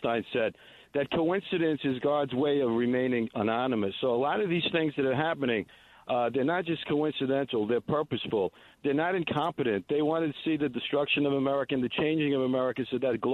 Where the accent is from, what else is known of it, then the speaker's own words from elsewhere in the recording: Italy; moved away; I was born in Italy